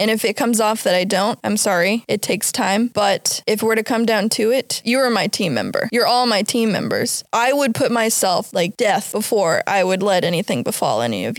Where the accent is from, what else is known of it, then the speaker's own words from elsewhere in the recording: Virginia Beach, Virginia, United States; I came from Virginia. Virginia Beach.